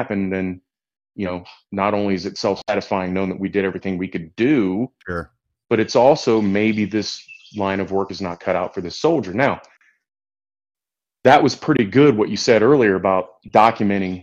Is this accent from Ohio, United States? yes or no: yes; Ohio, United States; I'm from Ohio and went to Ohio State.